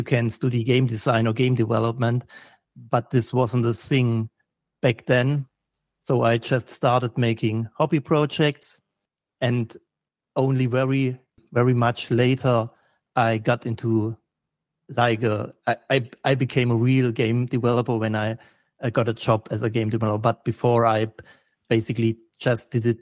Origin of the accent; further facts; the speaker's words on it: Germany; I'm from Germany